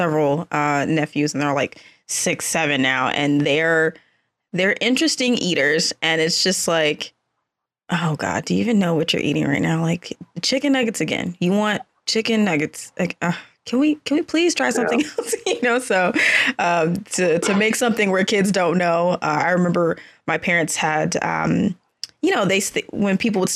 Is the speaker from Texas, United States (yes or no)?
yes; Dallas, Texas, United States; now in Austin, United States; I grew up in the Dallas-Fort Worth area and then came to Austin for school